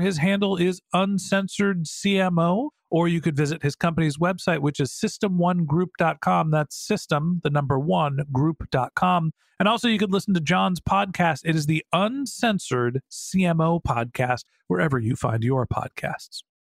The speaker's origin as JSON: {"language": "English", "country": "United States", "said": "White guy, middle-aged, privileged, United States of America"}